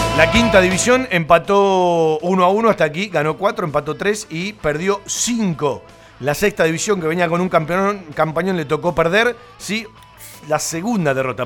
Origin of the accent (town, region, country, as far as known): Argentina